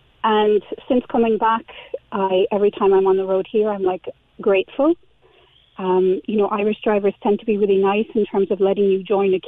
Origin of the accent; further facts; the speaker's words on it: Switzerland; now in Ireland; I moved to Ireland from Switzerland over 20 years ago now.